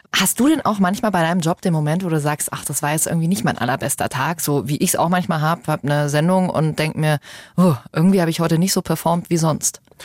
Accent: Germany; Bei uns in Deutschland

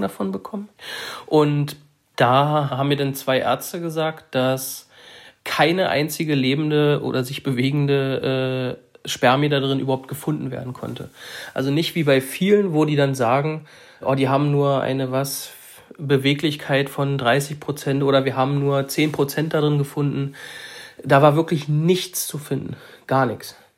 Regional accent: Saxony-Anhalt, Germany; Wir kommen oder ich komme aus Sachsen-Anhalt

